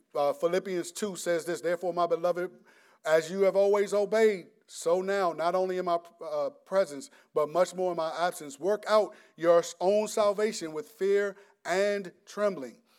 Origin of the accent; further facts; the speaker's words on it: United States; we're American